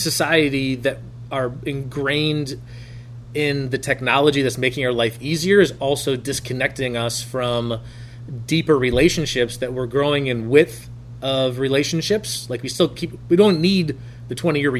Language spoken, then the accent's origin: English; Traverse City, Michigan, United States; Traverse City, Michigan, my hometown at that time. I say Traverse City. I went to Glen Lake High School